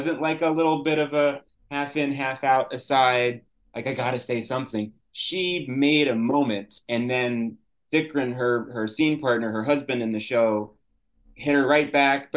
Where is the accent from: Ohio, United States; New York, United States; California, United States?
New York, United States; as a kid growing up in New York